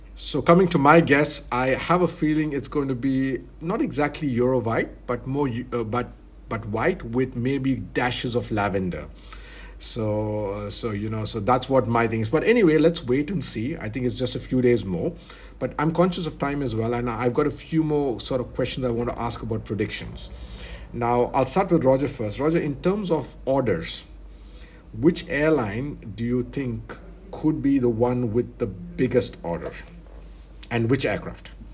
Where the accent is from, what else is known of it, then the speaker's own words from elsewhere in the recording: India; now in Abu Dhabi, United Arab Emirates; I'm Indian. I'm in Abu Dhabi